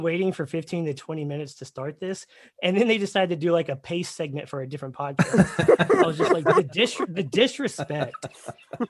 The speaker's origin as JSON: {"language": "English", "town": "Dallas", "region": "Texas", "country": "United States", "tie": "born or raised there", "also_born_or_lived": "Fayetteville, North Carolina / Afghanistan / Tampa, Florida / San Antonio, Texas", "said": "I'm born and raised in Dallas, but I've lived a few places"}